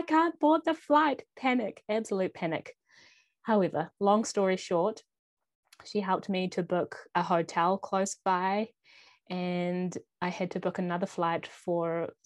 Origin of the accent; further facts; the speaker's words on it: New Zealand; moved away as an adult; which is just an hour and a half from my hometown